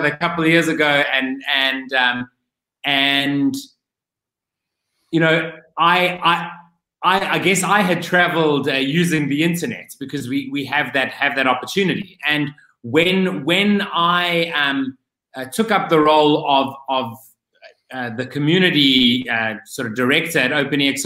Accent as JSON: {"language": "English", "town": "Cape Town", "region": "Western Cape", "country": "South Africa", "said": "whilst I am back home in my home country, I am still living in an Airbnb because I do not have a full-time home."}